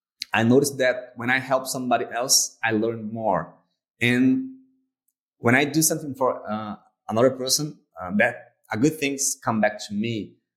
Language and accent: English; Brazil; English is a second language; I'm from Brazil and I'm an entrepreneur and in the digital marketing field.